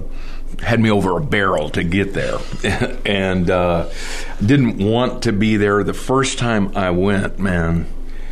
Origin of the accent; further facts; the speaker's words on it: Miami, Florida, United States; now in Douglasville, United States; I grew up in Miami, Florida